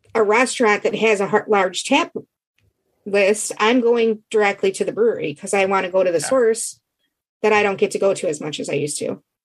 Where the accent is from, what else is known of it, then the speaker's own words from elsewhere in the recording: Michigan, United States; I'm from Michigan.